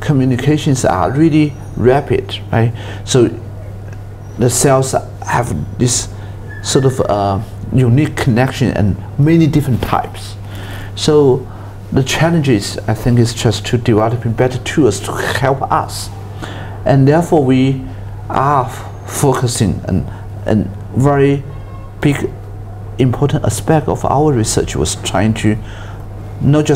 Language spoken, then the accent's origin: English; Fujian, China; moved away as an adult; also born or lived in Beijing; I was born in Fujian province, China, in the south part of mainland China. And then I spent my elementary school, junior high school and senior high school there